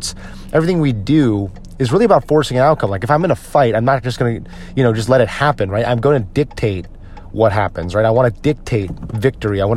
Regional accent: United States; as an American

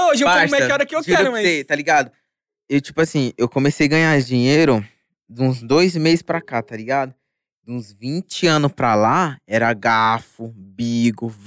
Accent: Osasco, São Paulo, Brazil; Tipo assim, eu falo que eu me mudei pro condomínio, tá ligado, mano? {S0} Mas {S2} Osasco sempre tá no meu coração, mano.

